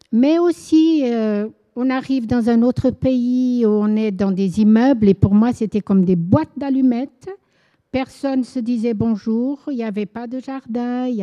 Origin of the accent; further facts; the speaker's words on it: Angola; Je suis née en Angola et j'ai vécu 17 ans. Mes parents étaient portugais, c'était une colonie portugaise, l'Angola avant, et nous avons vécu là-bas 17 ans, moi.